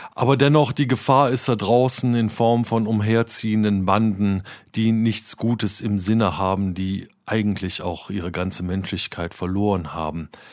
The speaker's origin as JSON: {"language": "German", "town": "Cologne", "region": "North Rhine-Westphalia", "country": "Germany"}